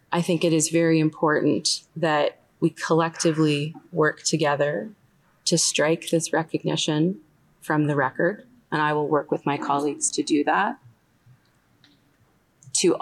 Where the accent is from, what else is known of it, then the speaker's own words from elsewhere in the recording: Canada; as a Canadian of Jewish origin